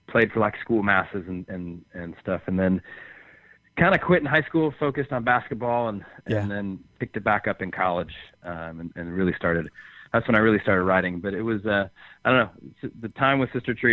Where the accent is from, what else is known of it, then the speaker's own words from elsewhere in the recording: Chicago, Illinois, United States; now in Nashville, United States; I grew up just outside Chicago and then lived in Chicago for years